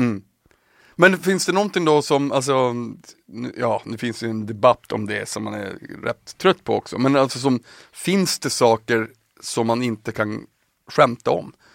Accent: Piteå, Norrbotten County, Sweden; moved away; also born or lived in Märsta; när jag flyttade hemifrån, flyttade till, till Märsta, när jag flyttade från Piteå till Märsta

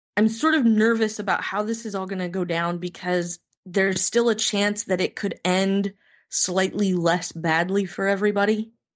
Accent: United States; as an American

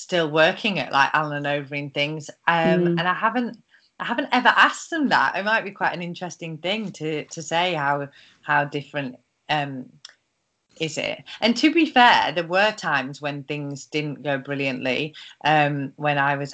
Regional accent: Carlisle, North West England, United Kingdom; also born or lived in Australia; moving back to Carlisle, where I'm from, and starting at a law firm here, thinking that if I did 9 to 5 and was in my hometown

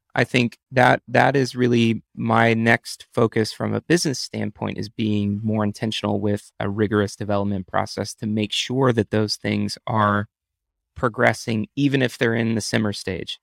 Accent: Texas, United States; moved away as an adult; now in New York, United States; I'm from Texas, but I've been in New York the last five years.

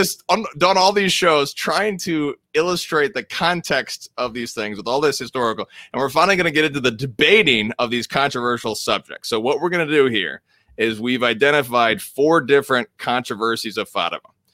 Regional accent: United States; I'm an American

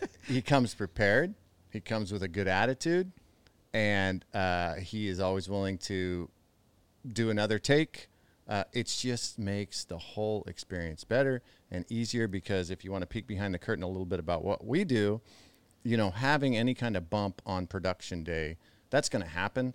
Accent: Midwest, United States; growing up in the Midwest

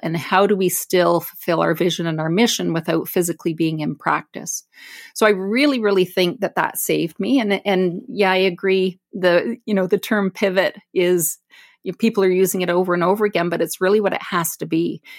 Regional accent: Brantford, Ontario, Canada; I was born and raised in Brantford, it's my hometown

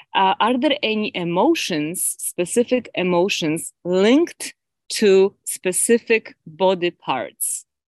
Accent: Poland; now in Ontario, Canada; Originally, I am from Poland, but I live in Ontario.

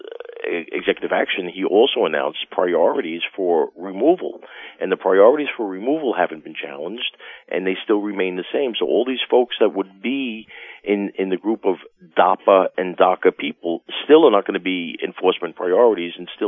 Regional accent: New York, United States; if you can't tell by my accent, I've lived in New York my whole life

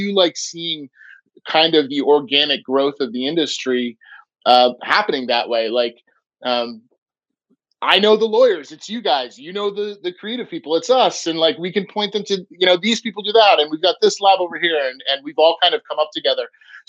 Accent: Vermont, United States; We do it the Vermont way. We're from Vermont. We do what we want, right?

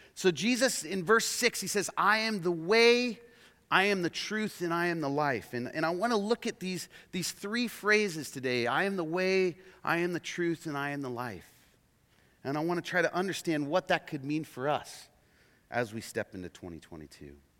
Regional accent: Oregon, United States; also born or lived in Portland, Oregon; We're from Oregon

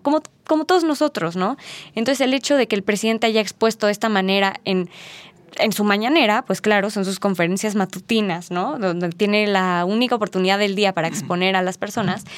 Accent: Mexico; nosotros como mexicanos

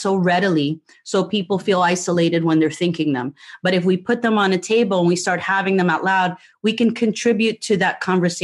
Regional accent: New Jersey, United States; moved away as an adult; also born or lived in Puerto Rico; now in Florida, United States; I grew up in Jersey

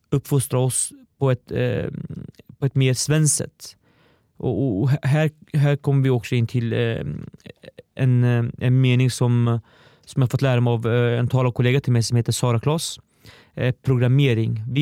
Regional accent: Östergötland, Sweden; accent: Östergötland dialect; jag har hört att jag behöver jobba på min östgötska

